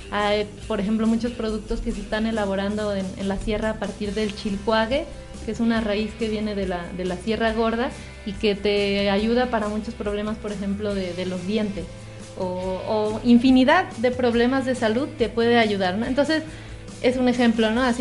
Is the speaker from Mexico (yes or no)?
yes; Mexico; a lo mejor alguna expectativa como mexicano es más difícil a veces de lograr un verdadero asombro